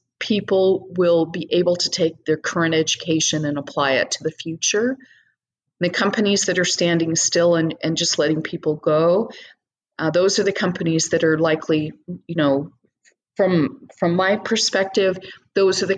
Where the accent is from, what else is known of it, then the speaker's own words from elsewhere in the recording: United States; being an American